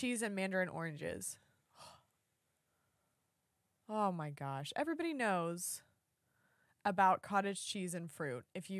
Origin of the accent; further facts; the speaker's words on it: Texas, United States; I'm from Texas, Texas.